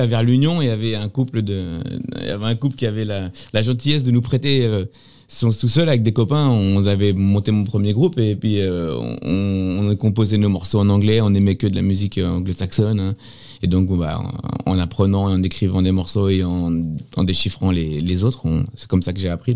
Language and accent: French; Sartrouville, Île-de-France, France; j'ai grandi ici moi j'ai grandi dans le quartier